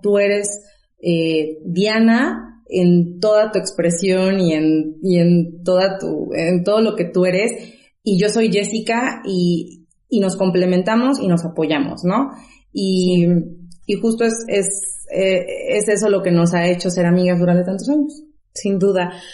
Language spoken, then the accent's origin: Spanish; Zongolica, Veracruz, Mexico; moved away; nosotras somos originarias de Songolica